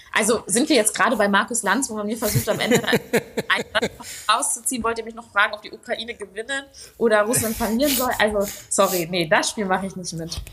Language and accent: German; Ruhr area, North Rhine-Westphalia, Germany; ich komme halt auch aus dem Ruhrgebiet